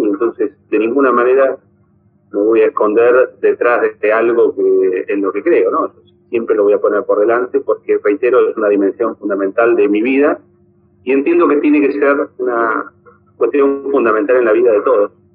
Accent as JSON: {"language": "Spanish", "country": "Argentina", "said": "en nuestro país"}